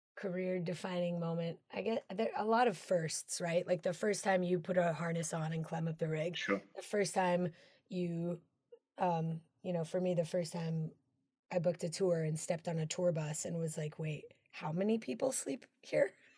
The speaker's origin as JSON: {"language": "English", "region": "Colorado", "country": "United States", "tie": "born or raised there", "said": "one of my dearest friends is Tony Testa, who uh, we grew up together. We're from Colorado"}